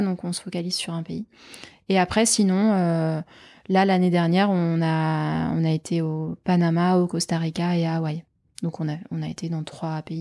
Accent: Nantes, Pays de la Loire, France; also born or lived in Paris; now in Gironde, France; je suis nantaise

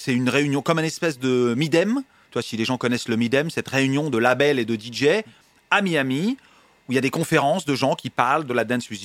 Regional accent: Paris, Île-de-France, France; je viens du Marais

